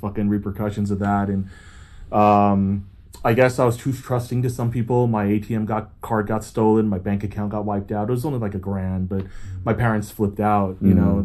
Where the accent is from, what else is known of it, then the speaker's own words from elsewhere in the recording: New Jersey, United States; also born or lived in Taipei, Taiwan / Florida / New York; now in Los Angeles, United States; growing up in New Jersey in the 80s